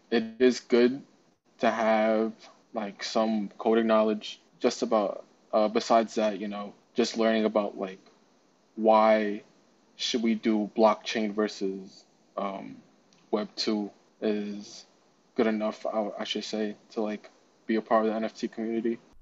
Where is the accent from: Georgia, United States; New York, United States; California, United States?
New York, United States; New York City; also born or lived in Queens, New York; I'm from Brooklyn.